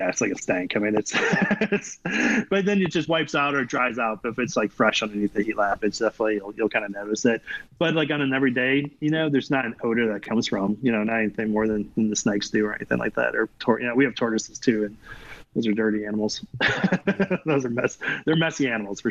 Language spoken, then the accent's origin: English; Midwest, United States; now in Texas, United States; I grew up in the Midwest, so I'm just used to having a basement